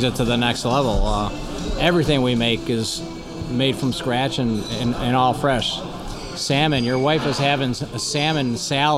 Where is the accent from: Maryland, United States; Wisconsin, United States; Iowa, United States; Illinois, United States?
Illinois, United States; Evergreen Park; I'm born and raised in Evergreen Park